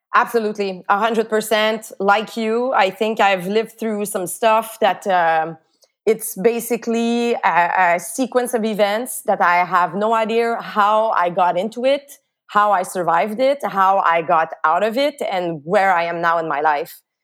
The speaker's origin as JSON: {"language": "English", "town": "Montreal", "region": "Quebec", "country": "Canada", "tie": "born or raised there", "said": "my little town where I grew up in Lachine on the island of Montreal."}